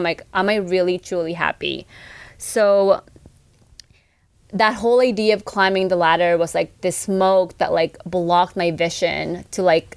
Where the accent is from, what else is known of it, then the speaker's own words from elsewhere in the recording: Philippines; we're Filipino